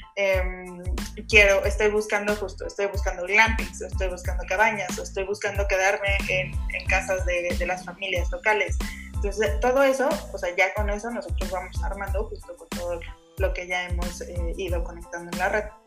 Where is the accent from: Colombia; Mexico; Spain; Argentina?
Mexico; soy orgullosamente mexicana